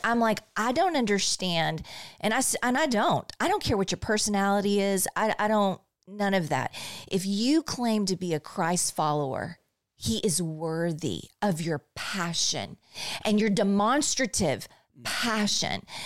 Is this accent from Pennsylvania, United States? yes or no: no; Bryan, Texas, United States; I grew up in Bryan